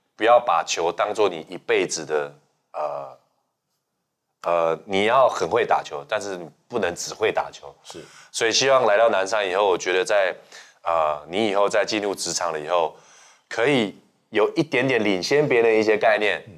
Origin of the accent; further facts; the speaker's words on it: Hsinchu, Taiwan; moved away; 我回到新竹